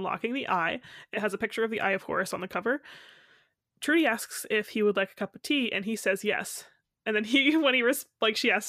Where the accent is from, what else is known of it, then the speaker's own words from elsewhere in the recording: United States; I'm American.